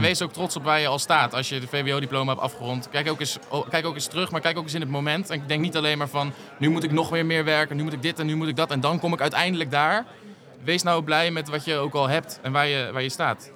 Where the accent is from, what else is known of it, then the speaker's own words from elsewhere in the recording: Utrecht, Netherlands; ik kom uit Utrecht